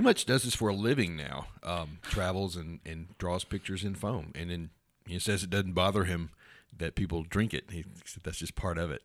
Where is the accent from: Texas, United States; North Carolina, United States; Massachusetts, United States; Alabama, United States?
Texas, United States; Houston; I was born in Houston.